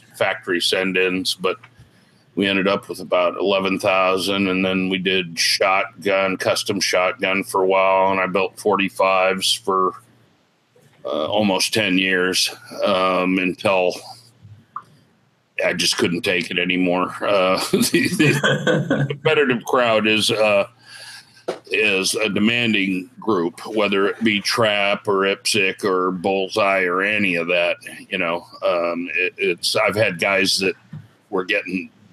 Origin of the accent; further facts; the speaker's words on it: California, United States; moved away as an adult; now in Illinois, United States; I was originally from California